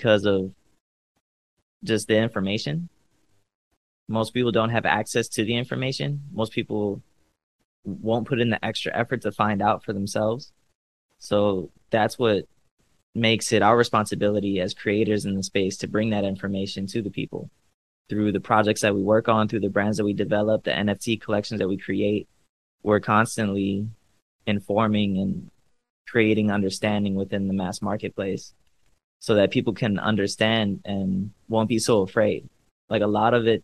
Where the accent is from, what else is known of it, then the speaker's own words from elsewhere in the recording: Cleveland, Ohio, United States; also born or lived in Los Angeles; now in Miami, United States; I'm from Cleveland